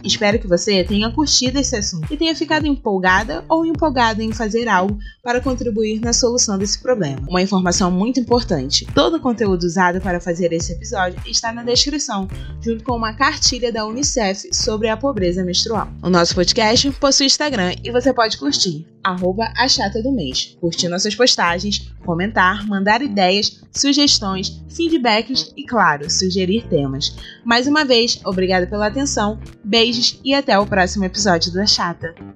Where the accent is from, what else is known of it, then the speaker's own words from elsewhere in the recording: Rio de Janeiro, Brazil; Sou carioca